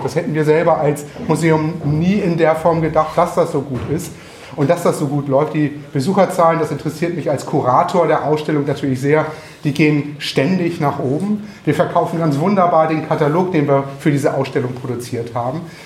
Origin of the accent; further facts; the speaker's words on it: Northern Germany, Germany; Wir Norddeutschen